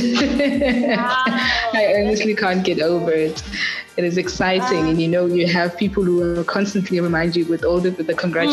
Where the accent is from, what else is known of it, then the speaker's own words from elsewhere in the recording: South Africa; growing up at back in the rural areas, back in Makaya, so to say, back in Pula, yes, I grew up in Pula